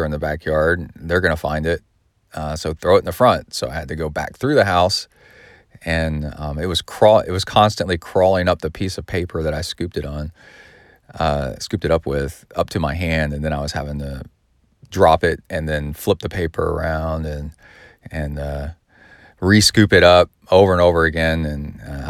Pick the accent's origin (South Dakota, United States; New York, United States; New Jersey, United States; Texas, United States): Texas, United States; also born or lived in Southern California; I've lived most of my life in Texas, but I also lived in Southern California